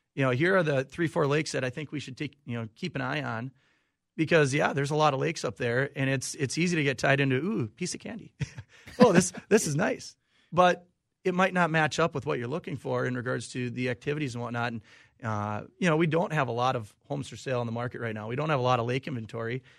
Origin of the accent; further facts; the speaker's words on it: Olivia, Minnesota, United States; now in Nisswa, United States; I actually grew up, uh, small town of Olivia, Minnesota, about, uh, hour and a half west of the Twin Cities here.